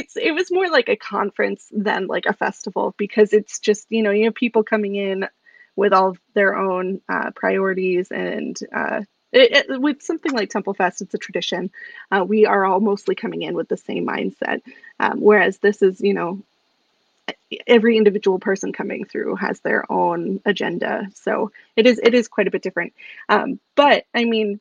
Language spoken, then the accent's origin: English; Salem, Massachusetts, United States; I grew up in Salem, Massachusetts, in the height of the witchcraft craze going on.